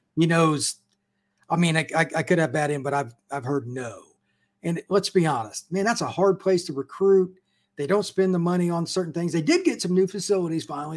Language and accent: English; Midwest, United States; I grew up in the Midwest like you did